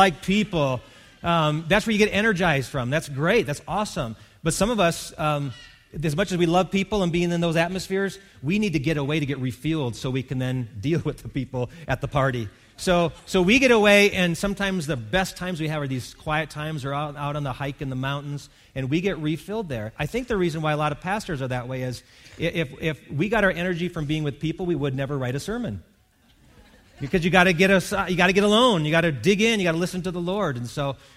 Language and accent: English; Wisconsin, United States; I grew up in Wisconsin, which is the dairy state.